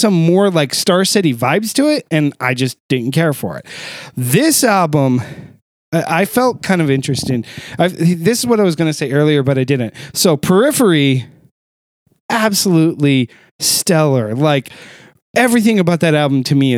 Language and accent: English; Ohio, United States; moved away; Columbus, Ohio, my home state, the state I was born in. I do not call that my home state anymore